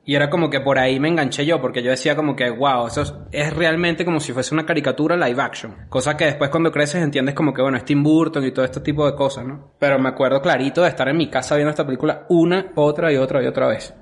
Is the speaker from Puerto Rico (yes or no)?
no; Caracas, Capital District, Venezuela; yo, yo crecí, nací en Caracas